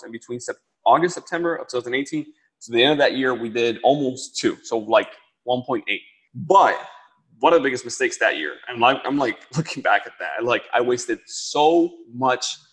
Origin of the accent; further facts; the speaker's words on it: Dominican Republic; moved away; I come from the Dominican Republic. Like, I lived where light will run out, water will run out